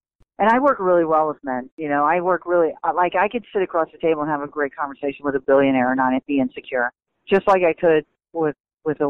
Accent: Bradenton, Florida, United States; I'm from there. I'm from Bradenton, Florida

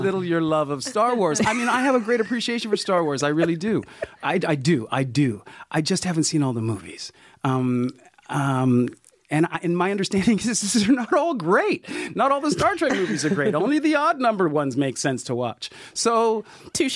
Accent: Sacramento, California, United States; a young black kid growing up in Sacramento, California, in the '60s and early '70s

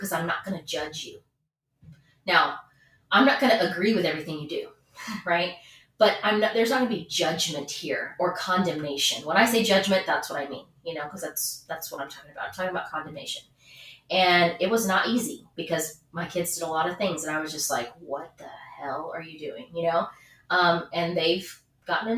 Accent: the South, United States; I'm from the South

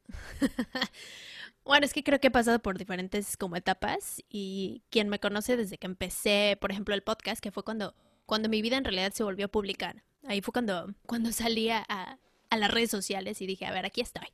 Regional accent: Mexico City, Mexico; yo crecí en la Ciudad de México

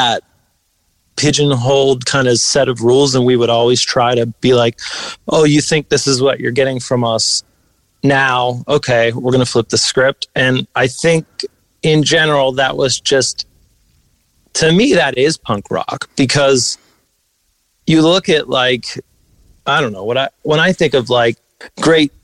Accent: Western Pennsylvania, United States; Western PA hardcore that sound where I'm from

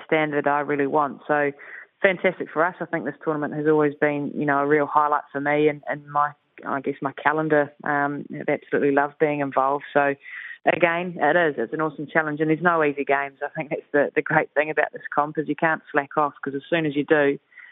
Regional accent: New Zealand; us Kiwis

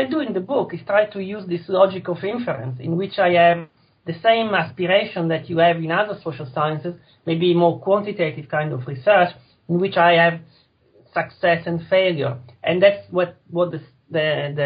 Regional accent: Italy; Italy, which is my home country

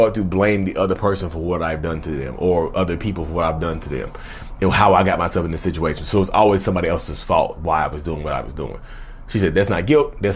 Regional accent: Reidsville, North Carolina, United States; I'm from North Carolina. Reedsville, North Carolina

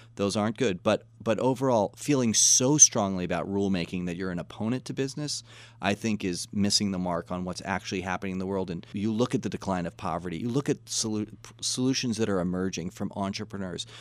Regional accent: Washington, District of Columbia, United States; We grew up in Washington, D C.

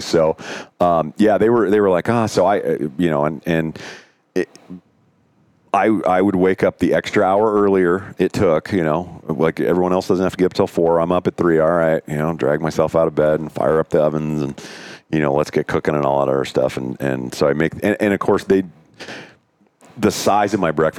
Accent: Montana, United States; now in Arizona, United States; I grew up here in Montana

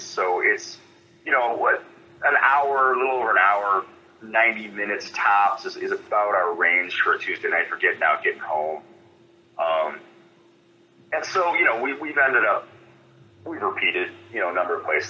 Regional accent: Holland, Michigan, United States; born or raised there; moved away as an adult; also born or lived in Cedar Falls, Iowa / Buhl, Minnesota; now in Minnesota, United States

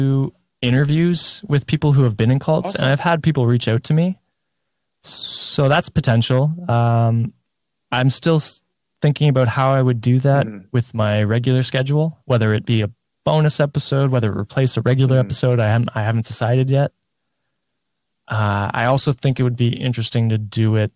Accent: Canada; I'm not an American, but as a fellow Canadian

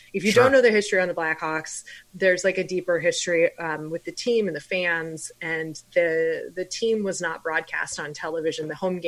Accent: Chicago, Illinois, United States; now in Los Angeles, United States; I'm from Chicago, and when you're from there, that's the only option you have for NHL teams to follow.

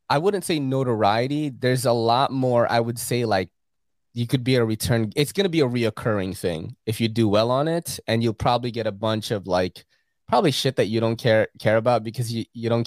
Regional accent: Philippines; you know, because in the Philippines, um, growing up in the Philippines in the '80s when a movie is out, you're all watching it

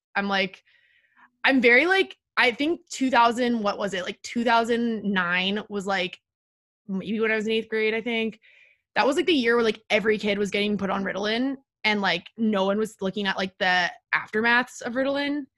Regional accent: Palo Alto, California, United States; moved away as an adult; also born or lived in Washington, D.C.; now in New York, United States; I'm from Palo Alto, California, the techville of the world

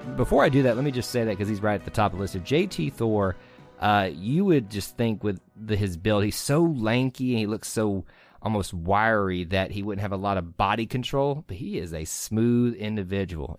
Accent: Atlanta, Georgia, United States; in Atlanta, Georgia, in my hometown

